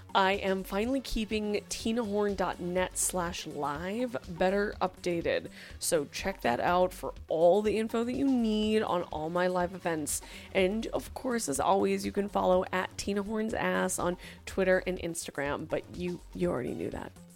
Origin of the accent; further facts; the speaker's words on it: California, United States; I'm from California, so it is my cultural heritage